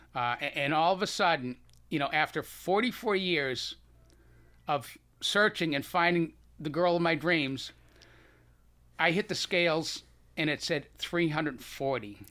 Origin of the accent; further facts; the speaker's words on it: Boston, Massachusetts, United States; accent: Boston; you still have a little bit of my Boston accent